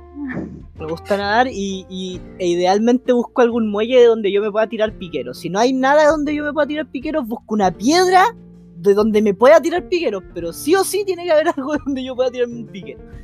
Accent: Chiloé, Los Lagos, Chile; yo como buen chilote

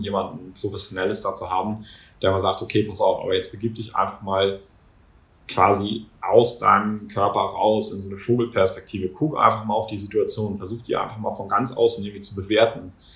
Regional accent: Kiel, Schleswig-Holstein, Germany; bei uns in Kiel

